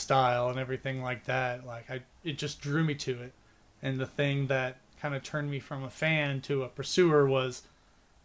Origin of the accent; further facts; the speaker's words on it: Houston, Texas, United States; Oh, in Houston, but it was like a small Catholic school